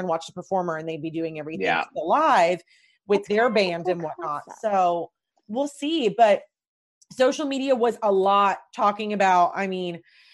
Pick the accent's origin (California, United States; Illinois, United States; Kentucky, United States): Kentucky, United States; Louisville; I'm from Louisville